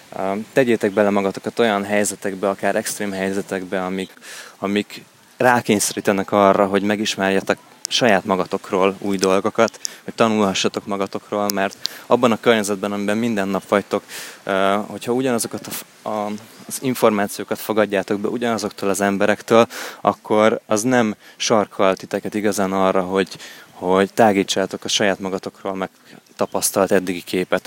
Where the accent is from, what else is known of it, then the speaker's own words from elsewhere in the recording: Hungary; európaiként, sőt, magyarként